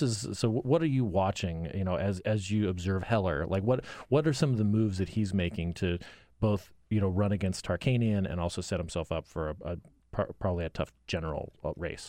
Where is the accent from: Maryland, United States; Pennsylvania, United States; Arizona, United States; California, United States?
Arizona, United States; growing up in Arizona